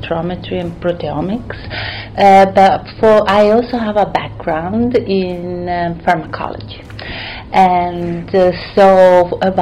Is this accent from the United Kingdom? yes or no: no; Italy; moved away; I grew up and I was raised in Italy